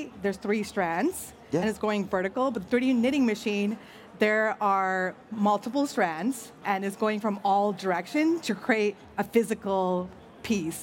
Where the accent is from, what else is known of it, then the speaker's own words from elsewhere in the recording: Chicago, Illinois, United States; I'm a first-gen Indian-American who grew up in the suburbs of Chicago